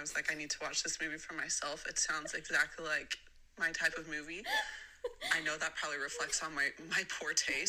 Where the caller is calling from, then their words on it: Utah, United States; I'm calling from Utah.